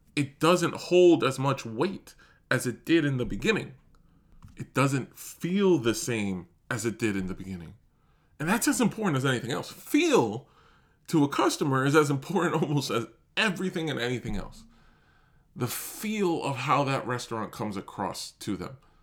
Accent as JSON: {"language": "English", "region": "New York", "country": "United States", "tie": "born or raised there", "said": "I'm born and raised in New York"}